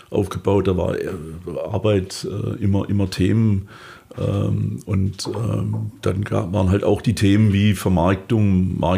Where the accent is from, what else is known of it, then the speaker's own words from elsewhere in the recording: Heilbronn, Baden-Württemberg, Germany; Ich bin, bin tatsächlich in Heilbronn geboren ähm, äh, und aufgewachsen, äh, allerdings von Eltern, die nicht aus der Region kamen. Also äh, da kamen andere Einflüsse mit rein, aber ich bin hier äh, auch im Heilbronner Osten aufgewachsen